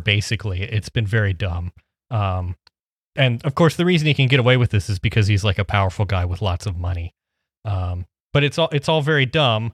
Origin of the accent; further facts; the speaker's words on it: Midwest, United States; I'm from the Midwest